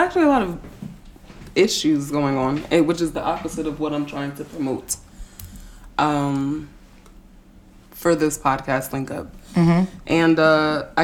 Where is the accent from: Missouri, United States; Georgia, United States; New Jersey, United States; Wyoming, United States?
New Jersey, United States; I'm from Jersey